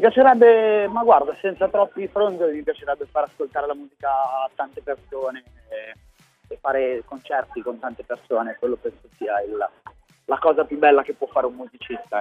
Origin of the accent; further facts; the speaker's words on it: Milan, Lombardy, Italy; also born or lived in Palermo; sono di Milano, anche se in realtà sono nato a Palermo, però sono milanese adottato da tutta la vita fondamentalmente